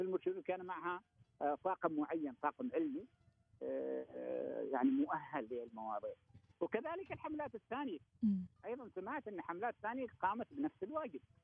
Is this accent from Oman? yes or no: yes; Jaalan Bani Bu Hassan, Ash Sharqiyah South, Oman; خرجت من هنا من بلدتي من فلق المشايخ